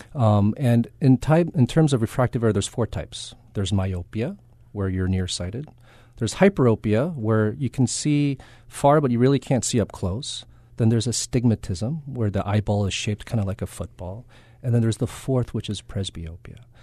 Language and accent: English; Kaneohe, Hawaii, United States; also born or lived in Berkeley, California / Loma Linda, California / Boston, Massachusetts; I'm from Kanioi